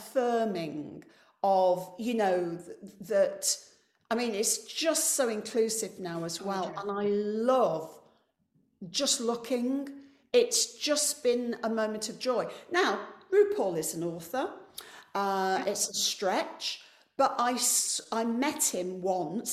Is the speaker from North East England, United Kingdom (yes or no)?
no; Coalville, East Midlands, United Kingdom; moved away; I'm from a mining town called Colville that doesn't have one working mine